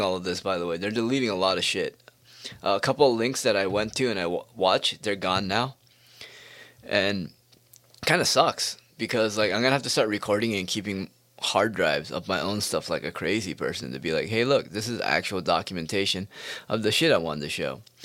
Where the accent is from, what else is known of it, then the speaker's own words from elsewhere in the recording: United States; I was born in America